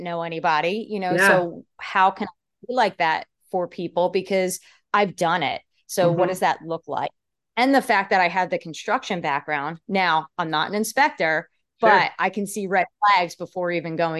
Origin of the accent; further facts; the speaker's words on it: Pennsylvania, United States; moved away as an adult; also born or lived in New Jersey; now in Nashville, United States; originally I'm from Pennsylvania. I grew up north